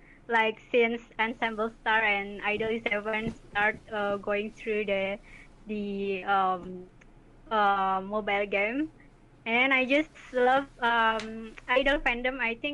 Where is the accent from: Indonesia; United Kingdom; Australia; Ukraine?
Indonesia; I'm from Indonesia.